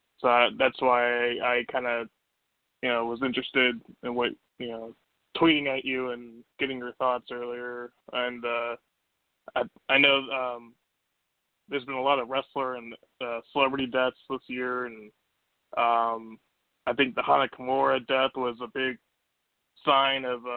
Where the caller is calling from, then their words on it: Virginia, United States; from Virginia.